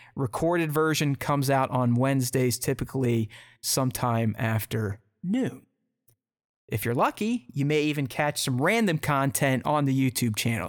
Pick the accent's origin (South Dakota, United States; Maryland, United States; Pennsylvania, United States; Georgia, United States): Pennsylvania, United States; Pittsburgh; now in Columbus, United States; I'm from Pittsburgh, but I live in Columbus, Ohio